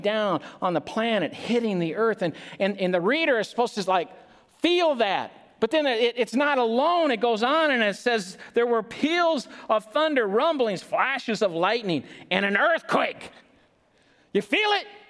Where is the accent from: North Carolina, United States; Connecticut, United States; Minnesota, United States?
Minnesota, United States; we're Minnesotans.